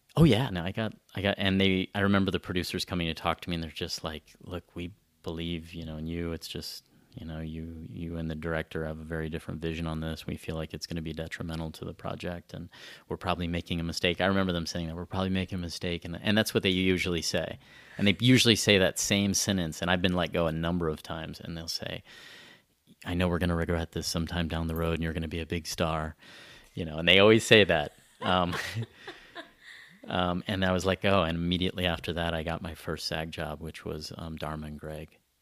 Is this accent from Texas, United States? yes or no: yes; South Central Texas, United States; moved away as an adult; also born or lived in San Francisco / Venice, Los Angeles / Canada; I grew up in South Central Texas